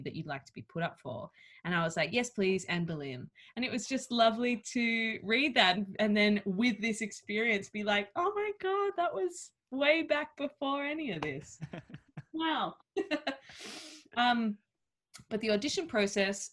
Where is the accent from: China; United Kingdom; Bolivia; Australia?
Australia; accent: Australian